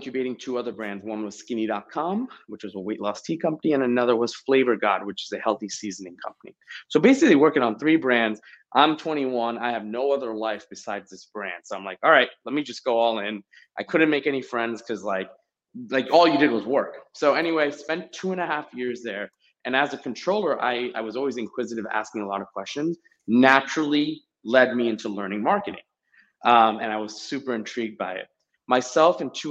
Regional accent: New Jersey, United States; also born or lived in India / Boston; I was born in India, and that's where my family's from. It's my entire heritage. I was brought here to Jersey pretty young. I was about a couple of years old, and then grew up here in Jersey

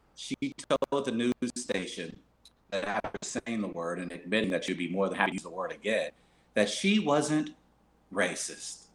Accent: New York, United States; also born or lived in Midwest; I am a New Yorker

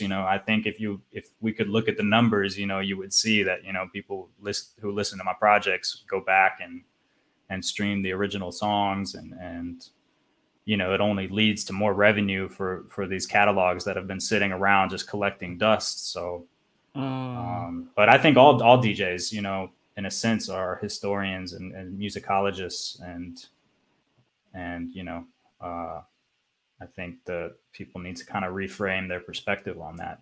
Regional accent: Nashville, Tennessee, United States; also born or lived in San Francisco Bay Area, California; now in Croatia; I'm from Nashville, actually

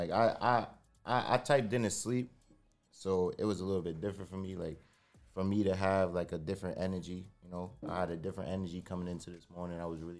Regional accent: Flatbush, Brooklyn, New York, United States; And I'm from the Floss too. Like, I live in the Floss currently.

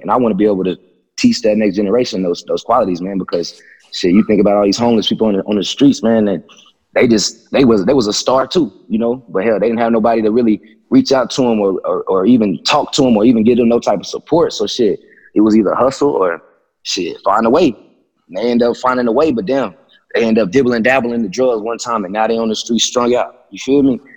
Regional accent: Abilene, Texas, United States; I was born in Abilene, Texas

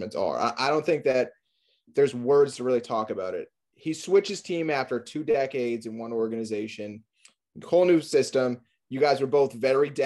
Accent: New England, United States; I'm from New England

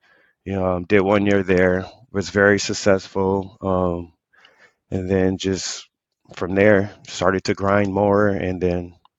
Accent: San Diego, California, United States; also born or lived in Chicago; I was born in Chicago in 87. Pops is in the military, so we kind of traveled around, you know, but I am from San Diego, California, the southeast of San Diego, California. So that's where I grew up at.

